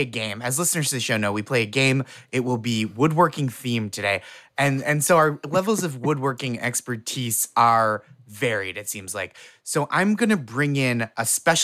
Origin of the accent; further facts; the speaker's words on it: Massachusetts, United States; we had DARE, where I grew up in Massachusetts